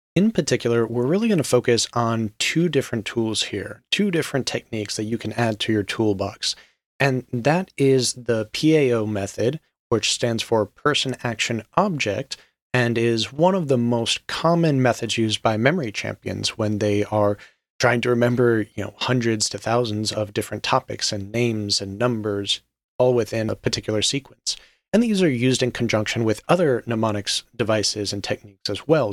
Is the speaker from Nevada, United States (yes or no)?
yes; Las Vegas, Nevada, United States; I am a U S citizen and I was raised in Las Vegas for a large portion of my life